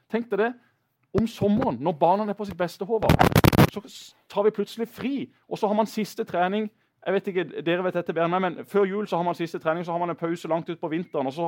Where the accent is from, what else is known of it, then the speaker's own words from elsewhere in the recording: Kristiansand, Agder, Norway; Jeg bor på Gimlekollen, der jeg vokste opp.